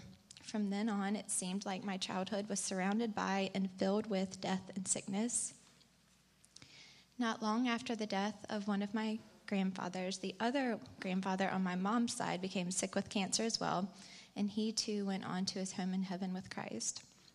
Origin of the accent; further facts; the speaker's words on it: Montgomery, Alabama, United States; I was born and raised here in Montgomery, an only child to two very loving parents.